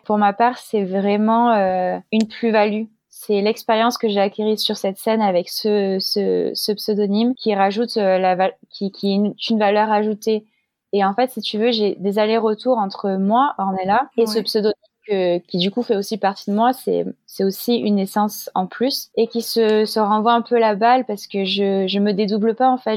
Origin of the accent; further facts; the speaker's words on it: Marseille, Provence-Alpes-Côte d'Azur, France; moved away as an adult; also born or lived in Nice; now in Paris, France; ma ville natale, à Marseille